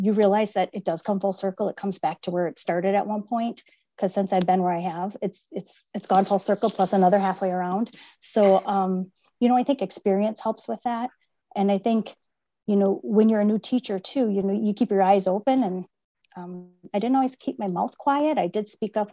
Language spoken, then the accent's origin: English; Oconto, Wisconsin, United States; I was born and raised in Oconto